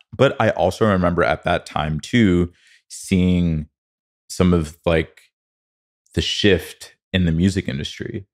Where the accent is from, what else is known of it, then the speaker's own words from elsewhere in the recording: Connecticut, United States; also born or lived in New Jersey; now in Los Angeles, United States; I grew up in Connecticut